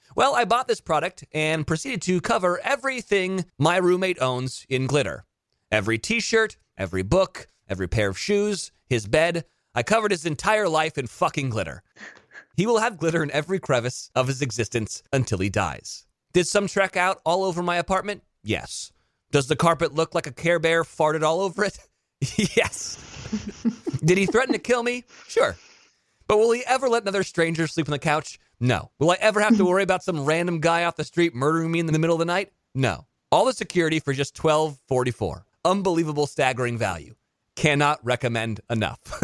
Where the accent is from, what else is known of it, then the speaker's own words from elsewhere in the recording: Pebble Beach, California, United States; in my hometown of Pebble Beach, California